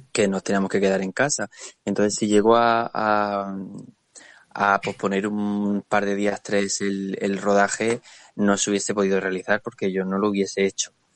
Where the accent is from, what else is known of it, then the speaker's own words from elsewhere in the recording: Murcia, Region of Murcia, Spain; es mi gente, no es mi tierra